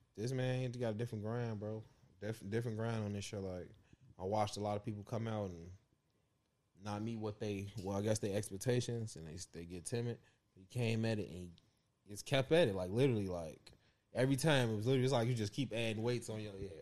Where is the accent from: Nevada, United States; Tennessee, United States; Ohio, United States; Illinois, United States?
Illinois, United States; Chicago; I'm from Chicago.